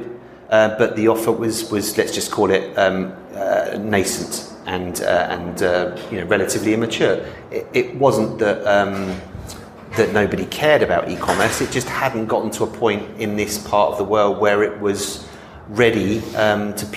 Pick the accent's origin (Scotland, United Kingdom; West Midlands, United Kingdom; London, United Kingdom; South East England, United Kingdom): London, United Kingdom; moved away as an adult; I'm from London and I've travelled back to London a couple of times since I arrived here in April 2021